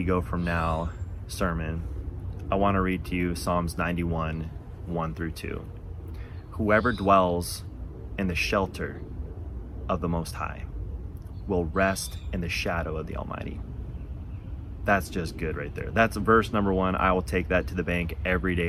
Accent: Buena, Washington, United States; also born or lived in Zillah, Washington; I grew up in Eastern Washington. Maybe some of you know where the little town of Zilla is. Probably very few of you know where a little town Buena is

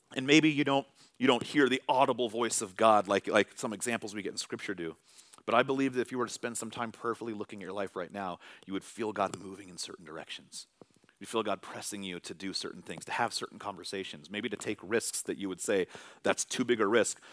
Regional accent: Vallejo, California, United States; now in Tacoma, United States; Vallejo, California, all right? This is where my family, this is where we were raised. This is where we went to school. That is my hometown.

